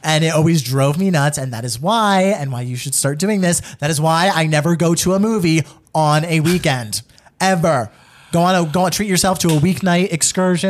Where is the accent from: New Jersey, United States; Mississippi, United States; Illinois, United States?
New Jersey, United States; I'm an Italian from New Jersey